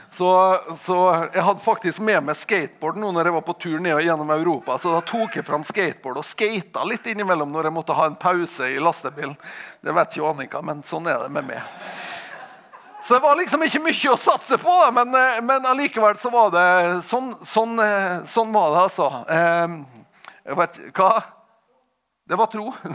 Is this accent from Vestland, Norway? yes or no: no; Tingvoll, Møre og Romsdal, Norway; jeg kommer fra Tingvoll